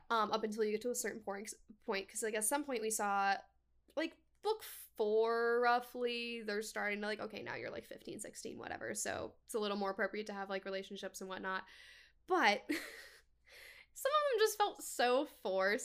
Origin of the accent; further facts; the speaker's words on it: Washington, United States; moved away as an adult; also born or lived in Tri-Cities, Washington; now in Orlando, United States; I'm from Washington State